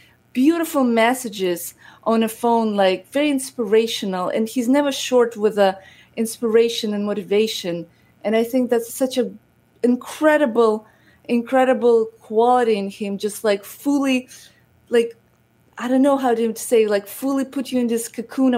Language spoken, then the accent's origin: English; Odesa, Odesa Oblast, Ukraine; now in United States; I am originally from Ukraine, from Odessa, and I grew up in a very humble family